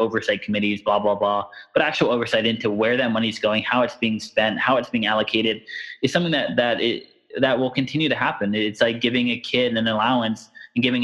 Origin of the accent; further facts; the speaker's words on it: United States; I'm born and bred and raised in America